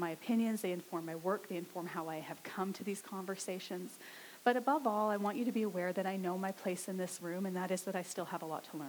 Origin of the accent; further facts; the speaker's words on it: Saskatchewan, Canada; now in Abbotsford, Canada; I grew up in Saskatchewan